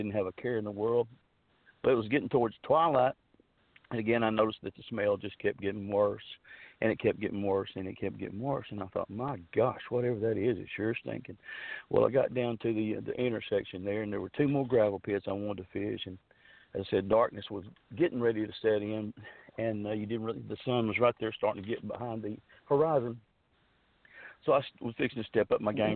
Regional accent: Fouke, Arkansas, United States; now in Texarkana, Arkansas, United States; I grew up down there around Falk, around Days Creek, around Sulphur River.

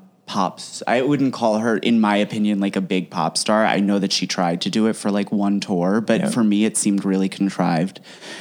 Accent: New Jersey, United States; growing up in Jersey

